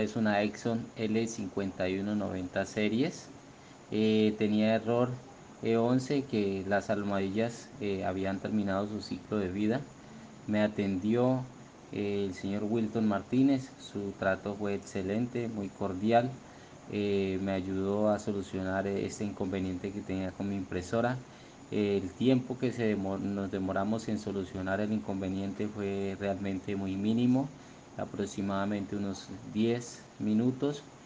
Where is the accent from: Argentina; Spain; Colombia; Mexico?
Colombia; soy del país de Colombia